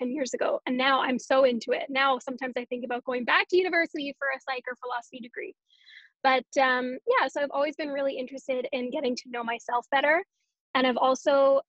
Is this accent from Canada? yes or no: yes; Canada; also born or lived in Winnipeg, Canada; I am a Canadian.